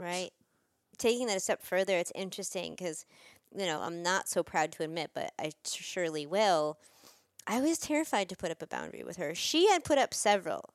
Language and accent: English; New York, United States; I'm from New York